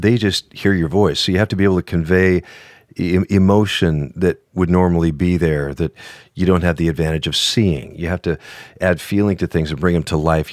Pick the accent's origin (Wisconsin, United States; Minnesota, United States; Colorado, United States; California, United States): Minnesota, United States; northern; moved away; I grew up in northern Minnesota. I was a, just a northern Swedish kid